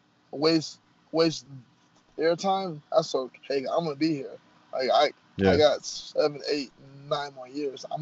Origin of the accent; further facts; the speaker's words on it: Chicago, Illinois, United States; I'm from Chicago.